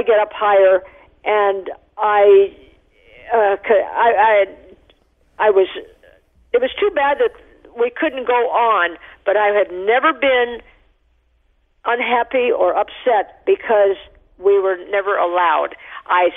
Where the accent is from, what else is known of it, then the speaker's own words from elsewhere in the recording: Taos, New Mexico, United States; I was born in Taos, New Mexico